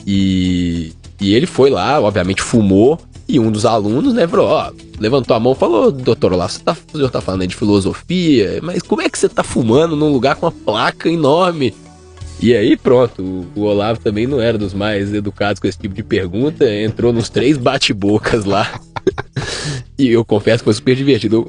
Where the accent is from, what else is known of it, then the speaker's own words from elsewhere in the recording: Belo Horizonte, Minas Gerais, Brazil; moved away; eu sou de BH